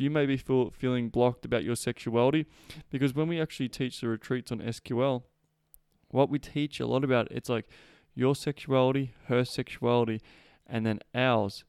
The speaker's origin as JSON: {"language": "English", "town": "Melbourne", "region": "Victoria", "country": "Australia", "tie": "born or raised there", "moved": "as an adult", "said": "I was born and raised in Melbourne."}